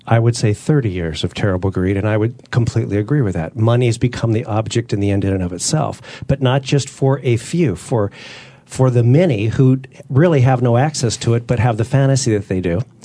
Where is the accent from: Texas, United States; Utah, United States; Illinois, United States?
Utah, United States; also born or lived in Southern California; I was, I was born in Southern California. I'm the son of a, a, a minister and a teacher. And at a very early age, we moved, I was a year old, we moved to Utah